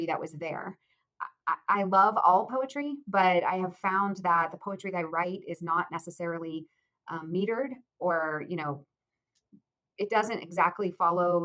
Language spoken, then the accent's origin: English; Akron, Ohio, United States; I grew up in Ohio, in Akron, Ohio